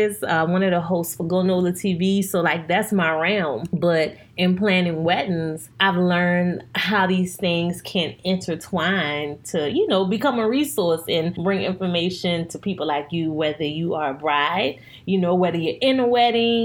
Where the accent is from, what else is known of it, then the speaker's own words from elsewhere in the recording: New Orleans, Louisiana, United States; I'm born and raised in New Orleans